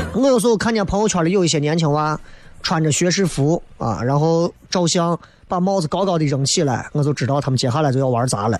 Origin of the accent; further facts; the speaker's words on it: Xi'an, Shaanxi, China; 作为西安人来讲